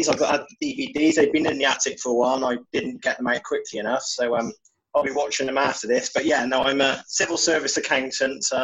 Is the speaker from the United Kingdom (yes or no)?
yes; England, United Kingdom; Um, I'm unlike the other two guys and yourself, I'm not Scottish, I am from England, um, living in Wiltshire